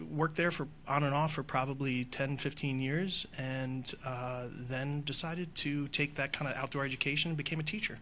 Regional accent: Chappaqua, New York, United States; I grew up just outside of New York City. I grew up in a small town called Chappaqua

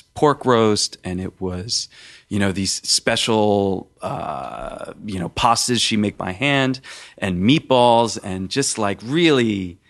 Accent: Philadelphia, Pennsylvania, United States; Because my family, we're from Philadelphia, and we had a butcher shop, and we all worked there

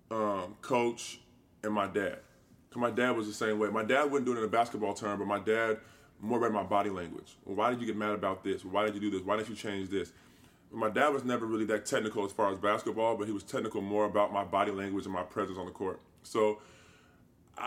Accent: Indiana, United States; stay in my hometown

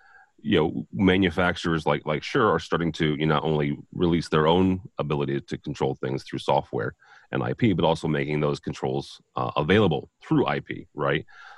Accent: St. Louis, Missouri, United States; I'm from St. Louis, Joel, but I'm a Bears fan, so I don't care where they are.

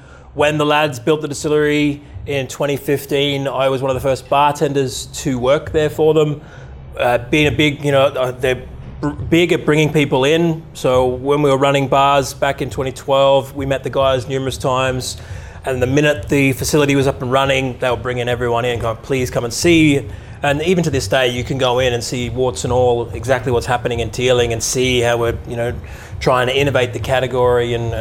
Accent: Australia; moved away as an adult; also born or lived in Ottawa, Canada / London / Ireland; I grew up in Australia

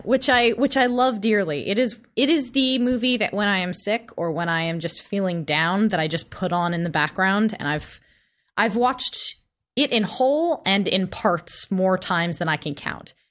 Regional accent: Los Angeles, California, United States; my hometown of Los Angeles

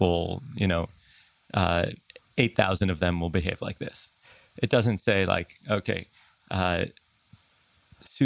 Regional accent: New York City, New York, United States; also born or lived in Tel Aviv, Israel (summers)

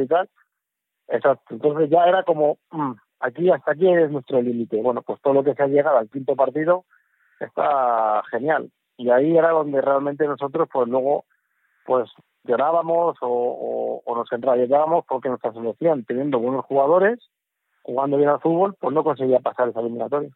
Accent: Móstoles, Community of Madrid, Spain; also born or lived in Navalacruz; me he criado en Móstoles, soy madrileño y a mucha honra español.

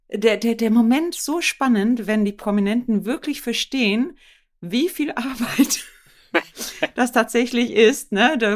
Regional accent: Sweden; German is a second language; moved away as an adult; now in Germany; konnte ich auch nicht wirklich gut Deutsch. Ich bin ja äh, aus Schweden ähm

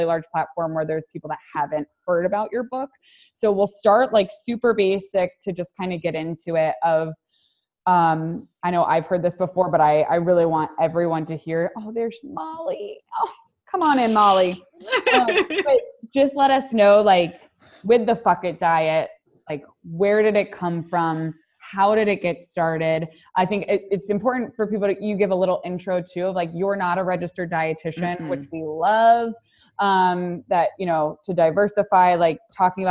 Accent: Pittsburgh, Pennsylvania, United States; also born or lived in New Jersey / New York; now in Florida, United States; I'm from Pittsburgh and I was in New Jersey and New York

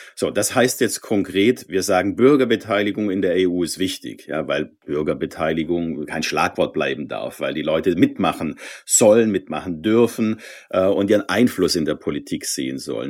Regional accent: Swabia, Baden-Württemberg, Germany; ich bin Schwabe

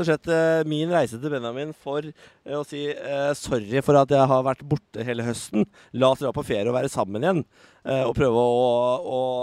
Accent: Norway; hjemme i Norge

